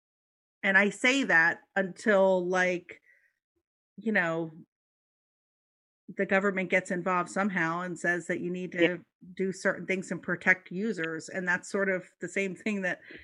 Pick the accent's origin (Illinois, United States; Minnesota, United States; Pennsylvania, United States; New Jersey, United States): Pennsylvania, United States; Philadelphia; I said hoagie because I'm from Philly.